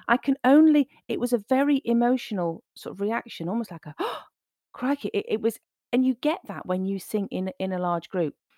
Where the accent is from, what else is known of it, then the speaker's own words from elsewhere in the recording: Nottingham, East Midlands, United Kingdom; I was born in Nottingham, uh, I grew up here